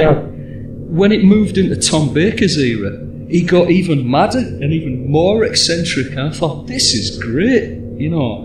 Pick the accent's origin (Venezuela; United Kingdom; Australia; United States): United Kingdom; England; as you can all hear, I'm English. And so Doctor Who's kind of part of my culture